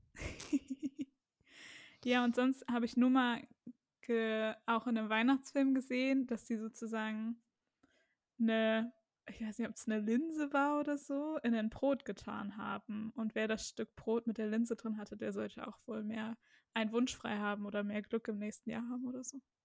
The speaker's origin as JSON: {"language": "German", "country": "Germany", "said": "wir Deutschen"}